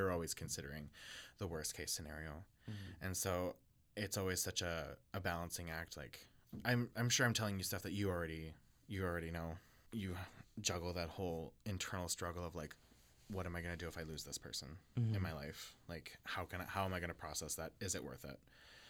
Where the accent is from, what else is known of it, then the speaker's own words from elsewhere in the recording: Regina, Saskatchewan, Canada; now in Winnipeg, Canada; I'm from Saskatchewan, Regina, Saskatchewan.